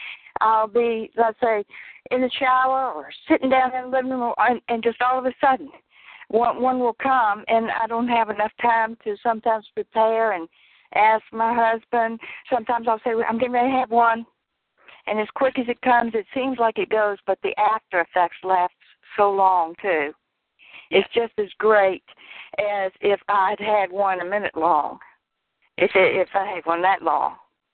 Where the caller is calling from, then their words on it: Richmond, Virginia, United States; Richmond, Virginia.